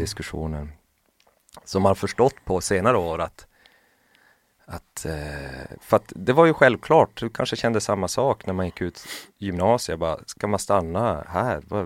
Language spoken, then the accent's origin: Swedish; Lapland, Sweden; jag är ju från Lappland